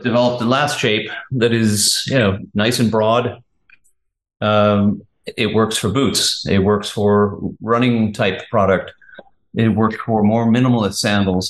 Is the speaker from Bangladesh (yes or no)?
no; England, United Kingdom; moved away; I'm English